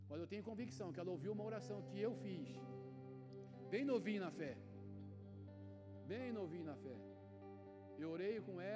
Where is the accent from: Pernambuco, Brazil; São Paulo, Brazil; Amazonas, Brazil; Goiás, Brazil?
Amazonas, Brazil; Manaus; moved away; Eu saí de Manaus, namorava em Manaus, minha esposa né, me ensinou que nós somos do norte. E eu vim para o Rio de Janeiro numa sexta.